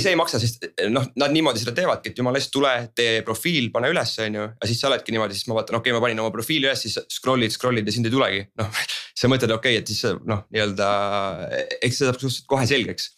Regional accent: Estonia; me oleme eestlased, on ju ja meil on ikkagi oma, oma mingi teatav estonglish

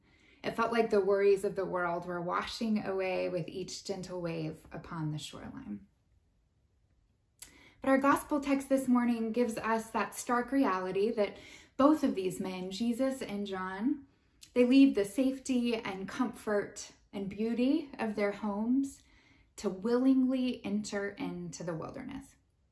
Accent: West Texas, United States; I'm from West Texas, so I grew up surrounded by flatland and tumbleweeds and dust storms. There weren't trees or water. They were desert-like conditions.

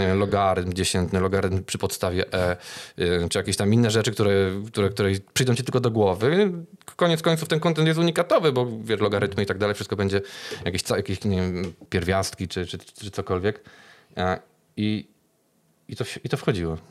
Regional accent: Kraków, Lesser Poland, Poland; jestem z Krakowa

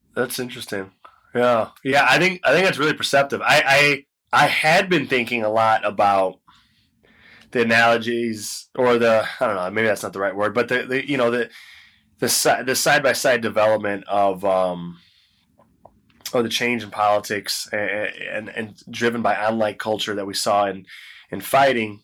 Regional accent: United States; I'm only an American

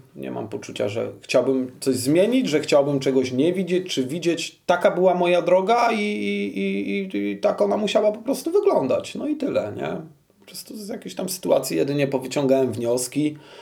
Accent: Kraków, Lesser Poland, Poland; wychowywałem się w Nowej Hucie i tu się urodziłem

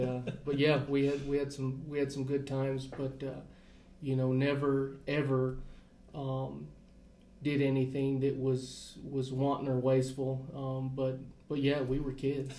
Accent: Capitan, New Mexico, United States; also born or lived in Las Cruces, New Mexico / Farmington, New Mexico; I grew up in Captain, New Mexico, small community, rural community, ranching community. Grew up there hunting, fishing, trapping, and then went to school at New Mexico State in Las Cruces

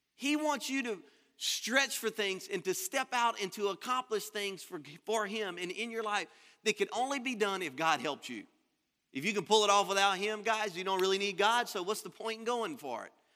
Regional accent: Louisiana, United States; moved away as an adult; now in Florida, United States; I'm from Louisiana. I was born and raised there.

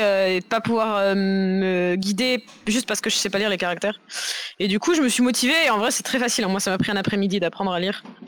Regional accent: Nantes vineyard area, Pays de la Loire, France; moved away as an adult; now in Paris, France; je suis nantaise d'origine, enfin du, vignoble nantais, pas Nantes même. Et euh, donc j'ai vécu dans le vignoble pendant toute mon enfance.

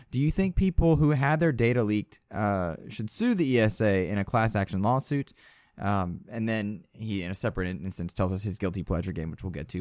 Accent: United States; I'm American.

